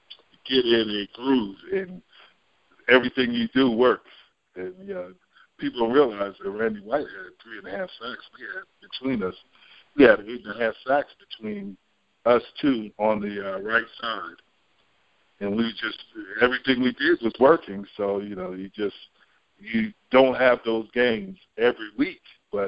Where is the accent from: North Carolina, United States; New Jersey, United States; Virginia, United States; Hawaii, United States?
New Jersey, United States; Jersey Shore; I grew up in New Jersey. I grew up on the Jersey Shore, and I was a Giants fan